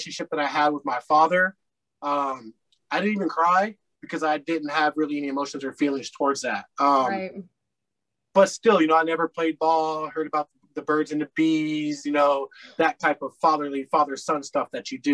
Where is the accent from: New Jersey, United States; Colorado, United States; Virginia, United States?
Colorado, United States; moved away as an adult; now in Topeka, United States; I was born in Topeka, Kansas, at a very young age. I moved to Colorado. I spent a lot of my time in Colorado, probably 34, 35 plus years there. So I tend to call Colorado home